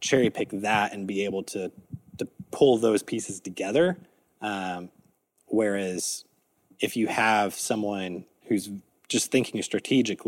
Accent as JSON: {"language": "English", "region": "Texas", "country": "United States", "tie": "born or raised there", "said": "I grew up in Texas"}